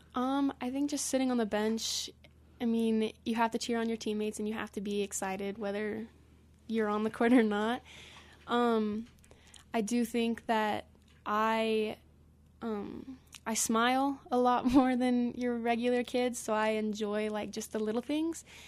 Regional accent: Glenwood Springs, Colorado, United States; I am from Glenwood Springs

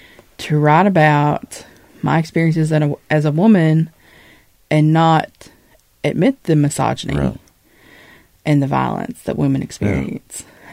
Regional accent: Appalachia, United States; I have had wonderful experiences as an Appalachian, and there are so many wonderful aspects of the culture and of the mountains

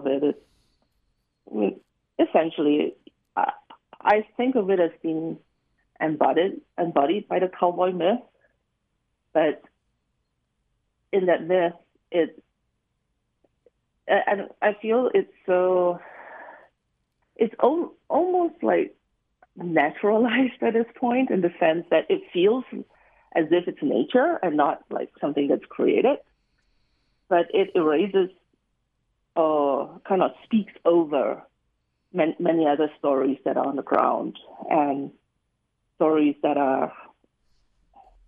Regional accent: Singapore; moved away; I grew up in Singapore

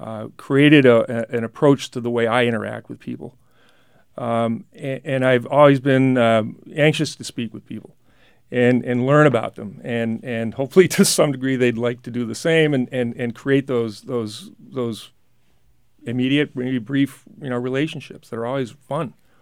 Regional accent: New Hampshire, United States; I have just always loved my home state.

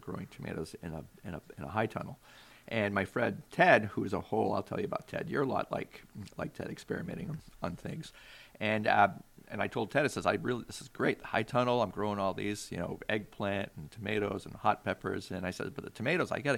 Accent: Maine, United States; now in Alaska, United States; where I grew up in Maine

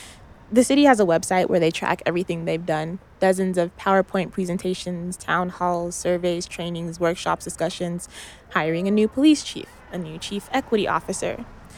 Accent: Tacoma, Washington, United States; my own experiences growing up in Tacoma and living here now.

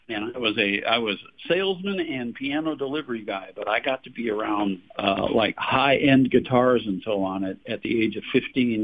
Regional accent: Detroit, Michigan, United States; now in Fort Worth, United States; I grew up in suburban Detroit

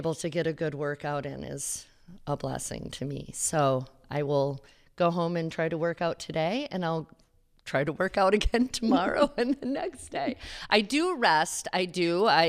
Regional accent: Alaska, United States; born there; I was born in Alaska. Yeah.

